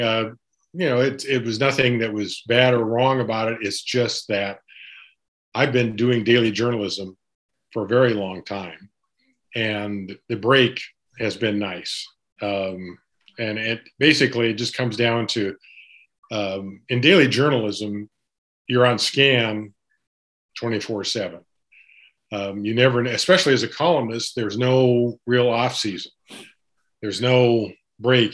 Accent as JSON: {"language": "English", "region": "Montana", "country": "United States", "tie": "born or raised there", "also_born_or_lived": "Tacoma, Washington", "moved": "yes", "lives_now": "Seattle, United States", "said": "I'm a um, pretty much a local. I was born in Montana, but I went to school in Tacoma."}